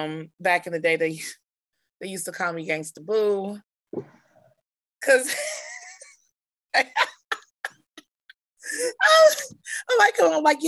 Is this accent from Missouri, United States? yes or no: yes; Kansas City, Missouri, United States; Kansas City, Missouri. So I'm a native Kansas Cityan